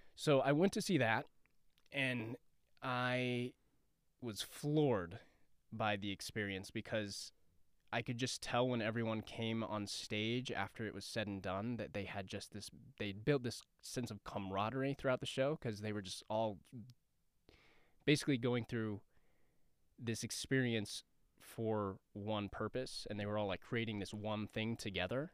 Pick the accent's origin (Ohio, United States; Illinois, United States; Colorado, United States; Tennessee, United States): Colorado, United States; Denver; moved away as an adult; now in Los Angeles, United States; I am originally from Southwest Denver. Uh, I grew up in Bear Valley, and I, uh, I graduated from John F. Kennedy High School